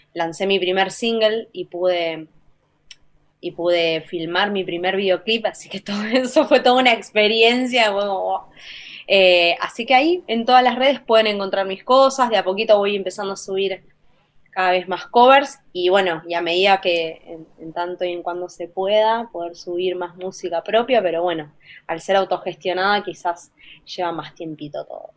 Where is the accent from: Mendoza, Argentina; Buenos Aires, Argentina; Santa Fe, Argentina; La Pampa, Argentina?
Buenos Aires, Argentina; como Argentina